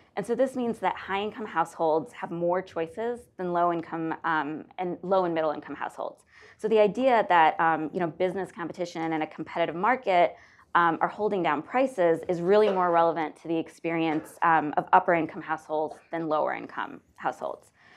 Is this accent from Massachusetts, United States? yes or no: no; Northeast Ohio, United States; growing up in Northeast Ohio